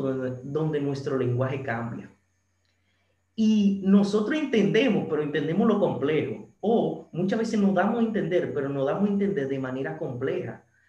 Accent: San Francisco de Macorís, Duarte, Dominican Republic; aquí en mi ciudad natal, San Francisco

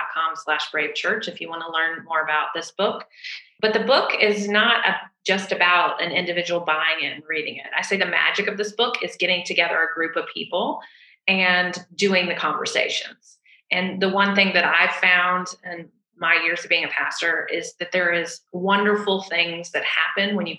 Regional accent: the South, United States; I'm from the South

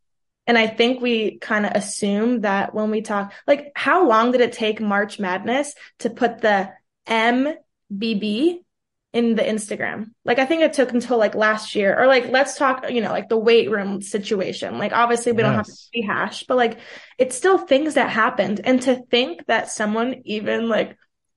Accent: New York City, New York, United States; first language Portuguese; also born or lived in Brazil; where I grew up in Manhattan

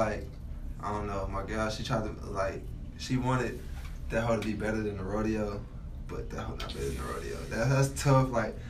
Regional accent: Houston, Texas, United States; I'm just from Houston.

